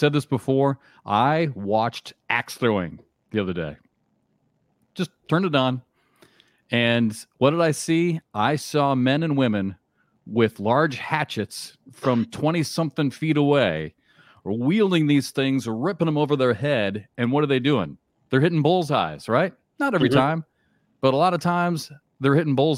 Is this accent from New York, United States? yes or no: no; Charleston, South Carolina, United States; here at the College of Charleston, here in my hometown